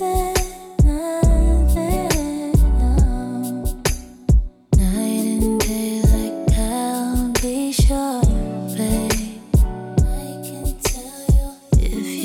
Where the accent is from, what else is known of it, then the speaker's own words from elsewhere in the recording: London, United Kingdom; I'm from East